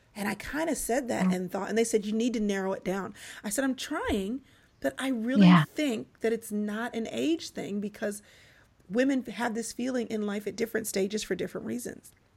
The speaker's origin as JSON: {"language": "English", "town": "Dallas", "region": "Texas", "country": "United States", "tie": "born or raised there", "also_born_or_lived": "Atlanta, Georgia", "said": "I was born in Atlanta, raised in Dallas"}